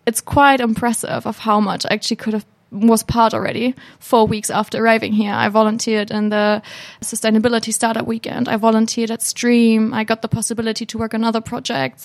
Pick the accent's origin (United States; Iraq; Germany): Germany; Hamburg; moved away as an adult; now in Finland; I'm a student from Hamburg, Germany